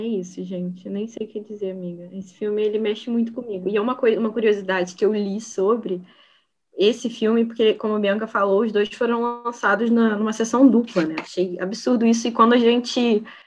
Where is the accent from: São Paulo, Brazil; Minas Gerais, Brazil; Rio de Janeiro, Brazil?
Rio de Janeiro, Brazil; Niterói; eu sou daqui de Niterói